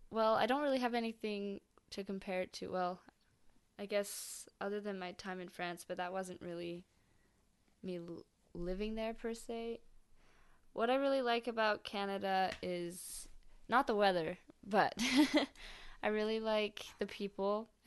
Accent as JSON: {"language": "English", "town": "Manchester", "region": "North West England", "country": "United Kingdom", "tie": "born there", "said": "I was born in Manchester, England."}